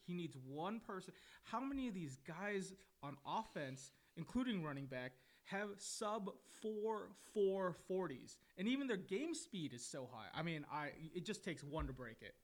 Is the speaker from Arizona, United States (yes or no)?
yes; Arizona, United States; I grew up here basically in Arizona